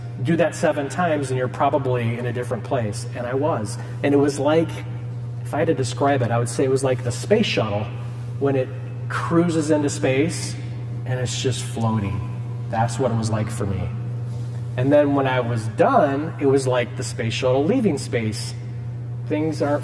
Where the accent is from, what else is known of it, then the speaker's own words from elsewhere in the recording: Cedar Rapids, Iowa, United States; I'm from Cedar Rapids, I went to All Saints and Regis